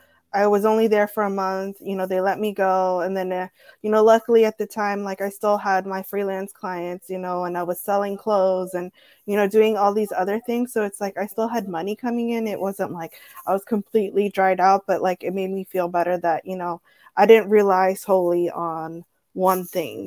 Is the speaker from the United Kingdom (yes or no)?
no; Mexico; born there; also born or lived in San Diego; I never was like, oh, I'm Mexican. You know, I was born in Mexico. Like my family's from so-and-so.